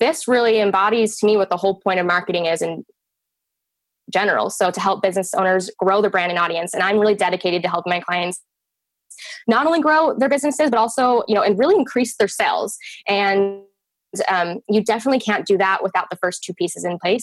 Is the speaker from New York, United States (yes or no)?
no; Utah, United States; I was actually born and raised in the state of Utah